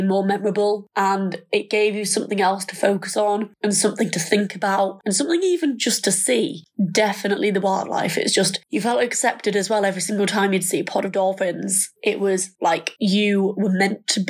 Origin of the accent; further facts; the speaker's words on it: Thirsk, Yorkshire and the Humber, United Kingdom; I am 22 and I'm from Thirsk in North Yorkshire